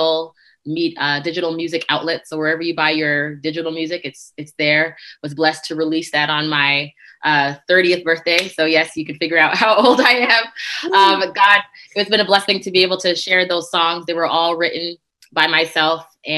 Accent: Toronto, Ontario, Canada; moved away as an adult; also born or lived in Cleveland; now in Wichita, United States; I'm originally from Toronto, Canada, and I went to Andrews. I guess I left from Toronto, went to Andrews

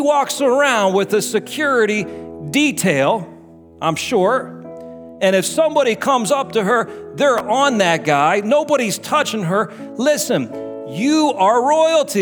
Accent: United States; I'm American

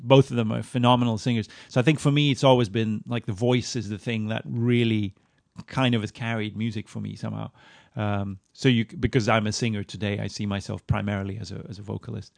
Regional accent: Moscow, Russia; moved away; also born or lived in Sweden; I grew up in Moscow

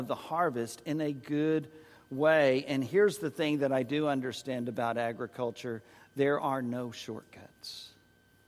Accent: San Antonio, Texas, United States; moved away as an adult; also born or lived in Dallas-Fort Worth, Texas / Oklahoma City, Oklahoma / Winston-Salem, North Carolina; now in Tyler, United States; a city boy born and raised in San Antonio

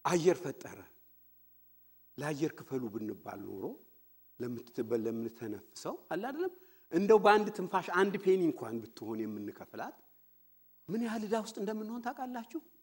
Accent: Fiche, Oromia, Ethiopia; moved away; እኛ ድሮ ልጆች ሆነን ፍቼ ቀይ ሰፈራችን

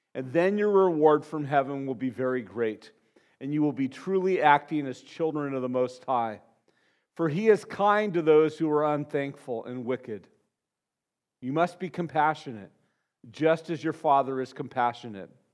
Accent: Santa Barbara, California, United States; growing up in Santa Barbara, in, in, my family, it was kind of the lowest rung of middle class that existed in Santa Barbara. You know, we moved there in 1969

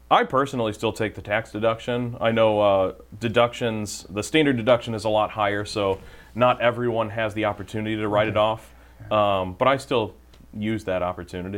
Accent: St. Charles, Missouri, United States; grew up in the St. Charles area, went to St. Elizabeth Ann Seton um, Parish growing up, and um, went to Francis Howell North High School

